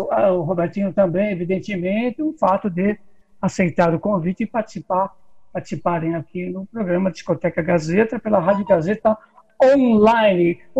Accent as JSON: {"language": "Portuguese", "region": "São Paulo", "country": "Brazil", "said": "estamos aqui no ah. Butantã, é, minha terra, né? Minha terra, é a terra do Adonirã, onde você é, aqui é minha terra."}